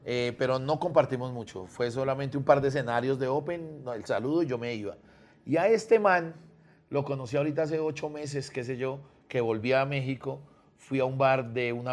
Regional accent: Colombia; de Colombia.

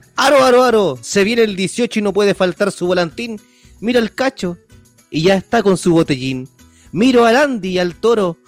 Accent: Chile; soy bien chileno

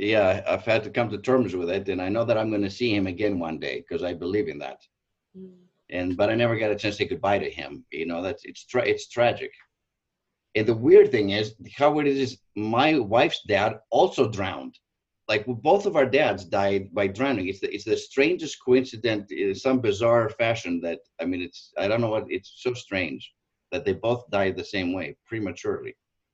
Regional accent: Southern California, United States; also born or lived in Greece; I'm from Greece, obviously. Grew up in Southern California on the water.

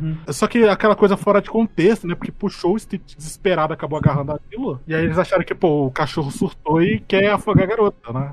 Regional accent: Porto Velho, Rondônia, Brazil; eu sou de Porto Velho, né, cara? Rondônia. Norte do Brasil

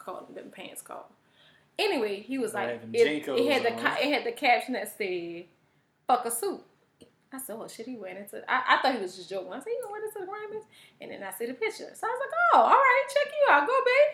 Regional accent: New Orleans, Louisiana, United States; I'm from New Orleans.

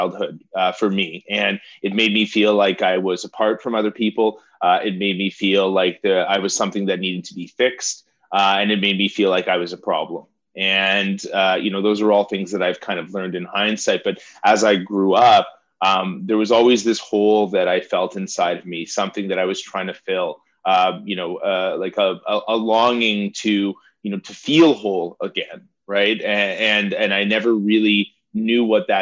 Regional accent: Toronto, Ontario, Canada; I grew up here in Toronto

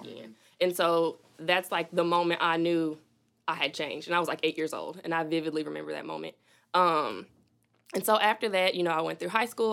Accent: Little Rock, Arkansas, United States; also born or lived in Fitchburg, Massachusetts; I came to Little Rock when I was about seven years old

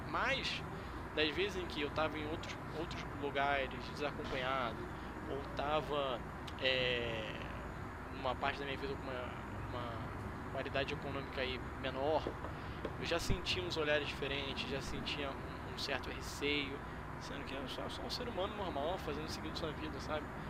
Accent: Brazil; eu sou brasileiro

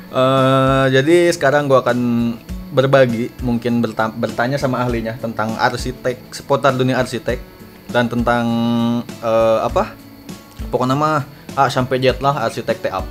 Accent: Lembang, West Java, Indonesia; dan saya sebagai orang Lembang ini kadang sok kesel

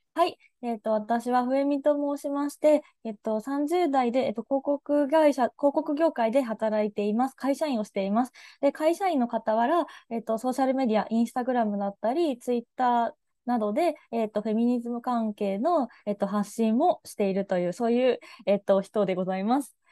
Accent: Japan; moved away; 地方出身

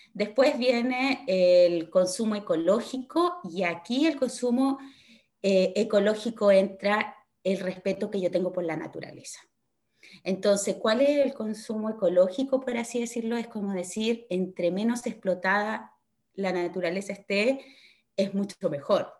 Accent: Osorno, Los Lagos, Chile; moved away as an adult; now in Dublin, Ireland; yo soy chilena, soy osornina de corazón. Vivo hace ya un poco más de cuatro años en Dublín.

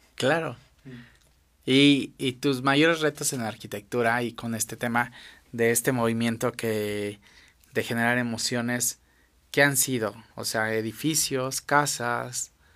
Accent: Mexico; como mexicano

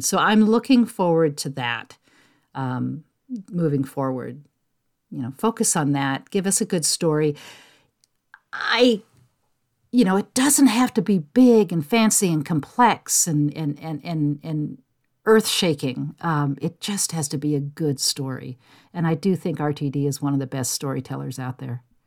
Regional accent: San Jose, California, United States; I grew up in San Jose, California

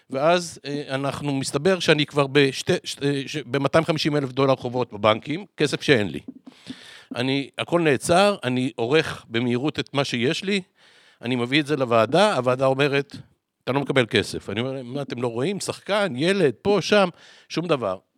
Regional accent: Tel Aviv, Tel Aviv District, Israel; שם בפעם הראשונה הבנתי שאני בכלל אשכנזי. כי אצלנו בצפון תל אביב כולם לא אומרים אחד לשני אשכנזים

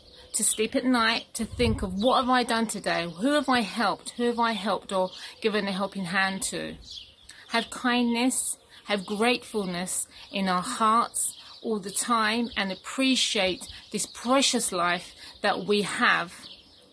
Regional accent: London, United Kingdom; moved away as an adult; now in Cyprus; I was born and brought up in London and I moved to Cyprus when I got married

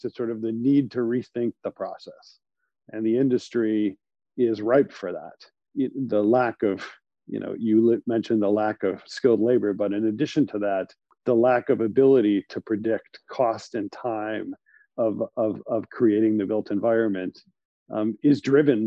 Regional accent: Cleveland, Ohio, United States; now in New York, United States; I grew up in Cleveland, Ohio, in a family of developers and contractors

